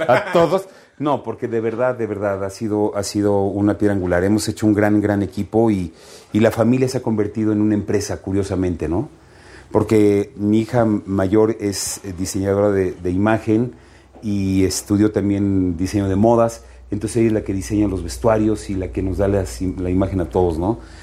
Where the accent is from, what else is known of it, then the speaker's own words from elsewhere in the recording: Mexico; como mexicanos